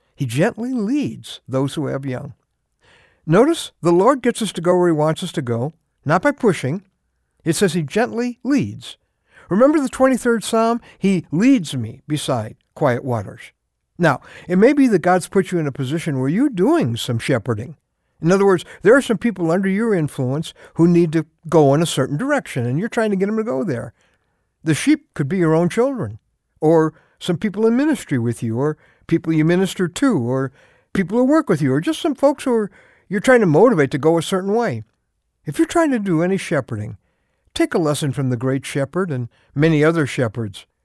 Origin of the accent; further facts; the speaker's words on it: Chicago, Illinois, United States; I grew up in Chicago